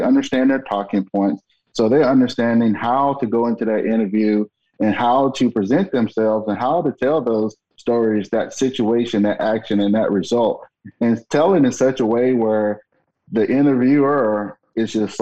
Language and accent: English; Alabama, United States; moved away; I'm originally from Alabama